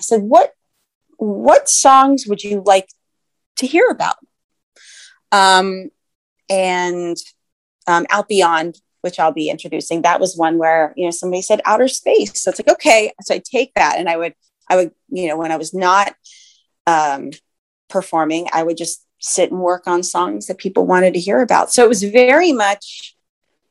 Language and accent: English; Ohio, United States; now in Bay Area, United States; I'm originally from Ohio